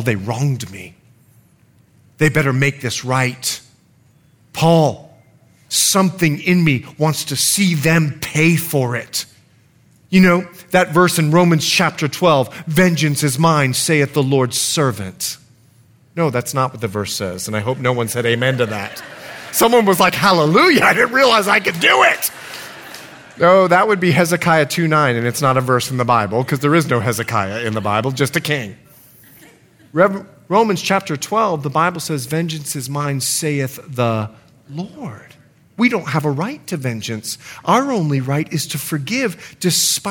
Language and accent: English; Bahamas; also born or lived in Liberia; now in United States; grew up in the Bahamas where there was a financial crisis